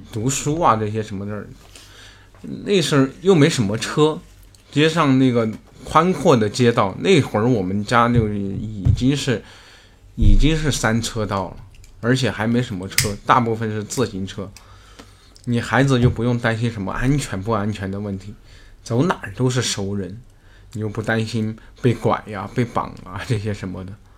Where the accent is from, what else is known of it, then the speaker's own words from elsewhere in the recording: Gaoba, Sichuan, China; also born or lived in Panzhihua; now in Beijing, China; 一个叫做高坝， 就是我们， 我们家的那个地方， 我老家，我的出生地